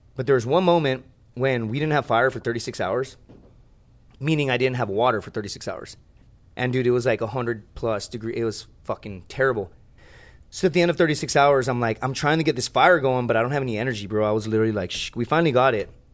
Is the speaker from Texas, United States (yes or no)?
yes; Laredo, Texas, United States; It's my hometown